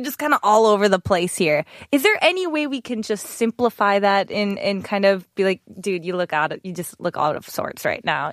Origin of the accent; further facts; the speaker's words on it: Wisconsin, United States; moved away; I am from the country and we have lots of cows